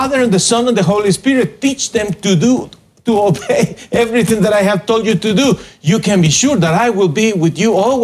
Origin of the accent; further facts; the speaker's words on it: Guatemala; moved away; I was born in Guatemala and I am the pastor